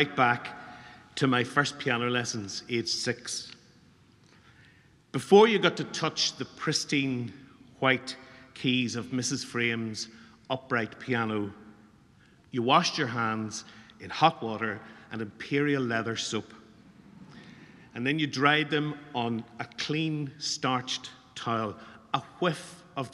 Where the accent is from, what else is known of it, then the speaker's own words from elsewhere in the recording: Newry, Northern Ireland, United Kingdom; We come down from Newry to Dublin for a big competition when I was about 17